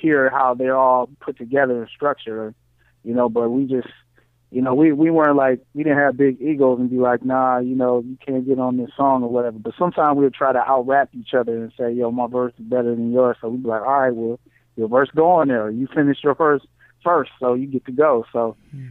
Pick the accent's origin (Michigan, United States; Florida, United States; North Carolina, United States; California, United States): Michigan, United States; Ypsilanti, Ann Arbor area; we came from the Ypsilanti, Ann Arbor area. And, like, in Michigan